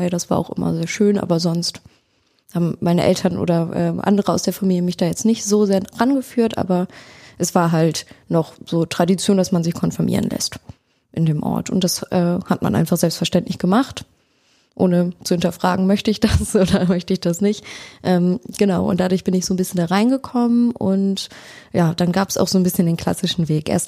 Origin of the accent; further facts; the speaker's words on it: near Bremerhaven, Bremen, Germany; moved away as an adult; also born or lived in Hannover; now in Oldenburg, Germany; Ich komme ursprünglich aus der Nähe von Bremerhaven und habe die letzten vier Jahre in Hannover studiert, Religionspädagogik und soziale Arbeit.